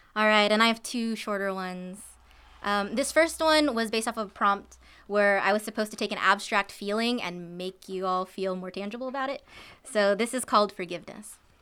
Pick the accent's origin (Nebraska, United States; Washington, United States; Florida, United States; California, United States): California, United States; Isla Vista; there was actually a shooting in my hometown